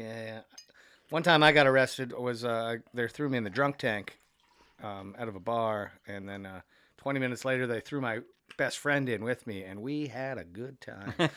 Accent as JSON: {"language": "English", "town": "Niagara-on-the-Lake", "region": "Ontario", "country": "Canada", "tie": "born or raised there", "moved": "yes", "lives_now": "Toronto, Canada", "said": "my hometown a lot, Niagara on the Lake"}